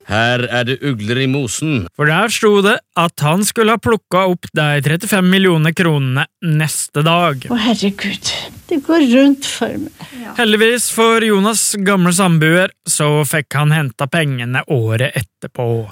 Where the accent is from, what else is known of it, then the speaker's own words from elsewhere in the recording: Bø, Telemark, Norway; i stua hjemme i Bø